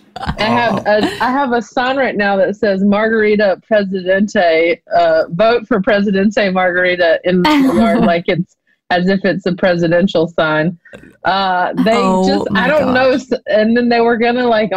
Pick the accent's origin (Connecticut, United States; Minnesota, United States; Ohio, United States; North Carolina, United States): North Carolina, United States; a tiny town outside Charlotte; moved away; I grew up in a tiny town outside of it